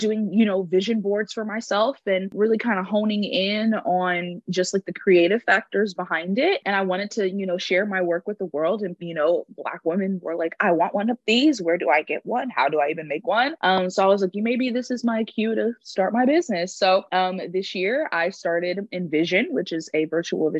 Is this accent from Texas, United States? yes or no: yes; Houston, Texas, United States; I am from Houston, Texas, straight up H-Town